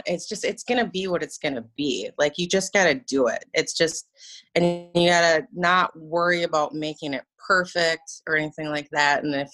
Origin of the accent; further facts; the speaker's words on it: Minnesota, United States; I'm from Minnesota